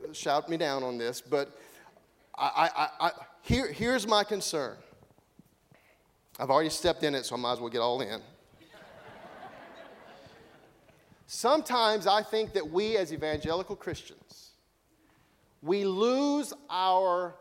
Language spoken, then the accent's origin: English; United States